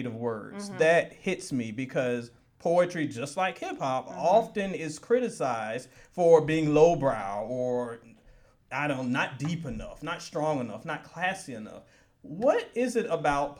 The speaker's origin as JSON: {"language": "English", "region": "Virginia", "country": "United States", "tie": "born or raised there", "said": "I grew up in Virginia"}